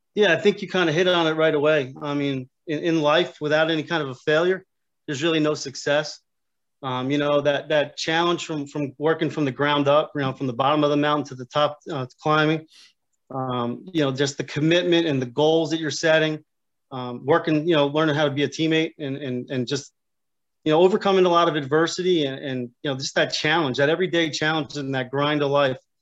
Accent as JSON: {"language": "English", "town": "Union Beach", "region": "New Jersey", "country": "United States", "tie": "born or raised there", "also_born_or_lived": "Keyport, New Jersey", "said": "I grew up in Union Beach, which is uh, obviously the neighboring town"}